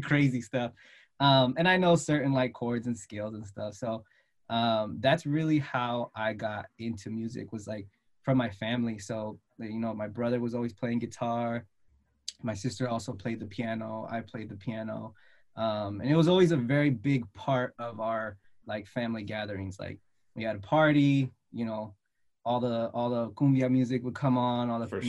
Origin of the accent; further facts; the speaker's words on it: Redwood City, California, United States; So I'm from the Bay Area in California, specifically from Redwood City. I live here. I was born and raised here